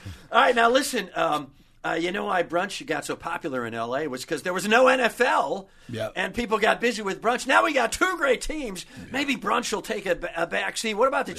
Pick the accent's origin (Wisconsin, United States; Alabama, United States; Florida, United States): Wisconsin, United States; I'm from Wisconsin